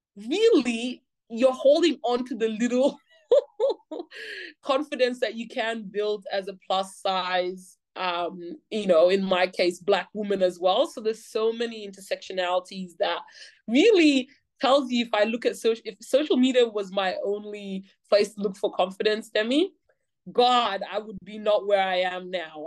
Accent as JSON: {"language": "English", "country": "Australia", "tie": "born or raised there", "said": "growing up in Australia"}